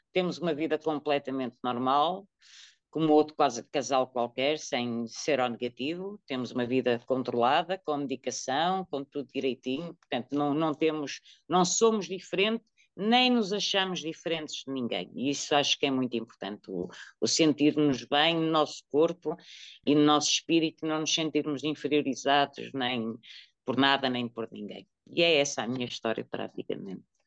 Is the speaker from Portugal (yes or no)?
yes; Porto, Norte, Portugal; now in Coimbra, Portugal; sou natural do Porto, mas vivo em Coimbra, na zona de Coimbra